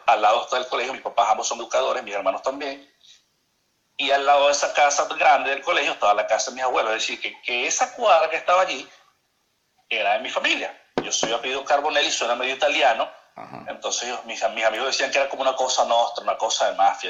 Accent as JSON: {"language": "Spanish", "town": "Maracaibo", "region": "Zulia", "country": "Venezuela", "tie": "born or raised there", "also_born_or_lived": "Puerto la Cruz, Venezuela", "accent": "maracucho", "moved": "as an adult", "lives_now": "Barranquilla, Colombia", "said": "Soy maravino, nací en Maracaibo, en el Hospital Chiquinquirá, este, más maracucho que eso no puede haber."}